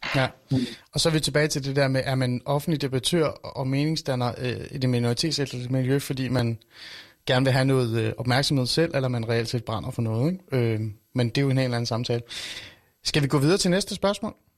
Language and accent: Danish; North Zealand, Capital Region of Denmark, Denmark; Jeg voksede op i Nordsjælland, langt væk fra boligsociale områder.